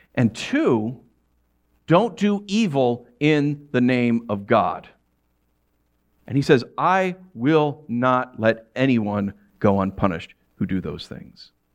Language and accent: English; New York, United States; moved away; growing up in New York